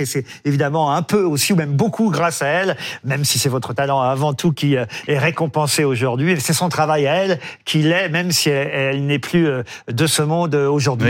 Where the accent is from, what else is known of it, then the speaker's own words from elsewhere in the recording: France; chez nous en France